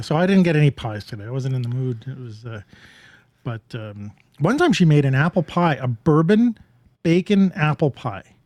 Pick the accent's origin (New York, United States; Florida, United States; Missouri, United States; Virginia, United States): New York, United States; being a New Yorker